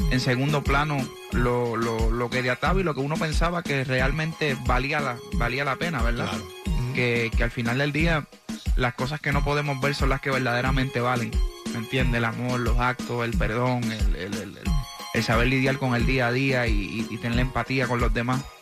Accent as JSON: {"language": "Spanish", "country": "Puerto Rico", "lives_now": "Miami, United States", "said": "yo vine de Puerto Rico pues a buscar que mi, carrera siguiera creciendo"}